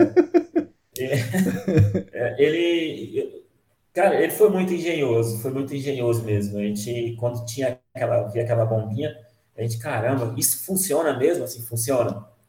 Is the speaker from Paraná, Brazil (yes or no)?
no; Minas Gerais, Brazil; moved away as an adult; now in São Paulo, Brazil; nasci aqui em São Paulo, mas fui criado em Minas. Eu falo que eu sou mineiro